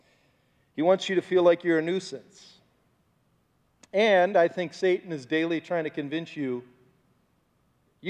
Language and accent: English; Bay Village, Ohio, United States; my hometown that I grew up in. It's called Bay Village, Ohio